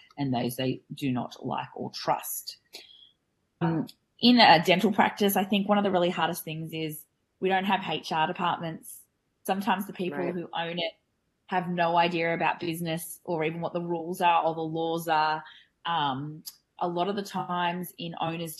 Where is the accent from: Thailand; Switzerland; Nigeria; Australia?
Australia; I'm a dental hygienist from Australia